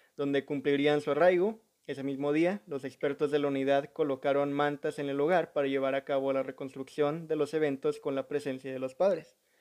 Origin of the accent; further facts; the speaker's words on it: Mexico; uno como mexicano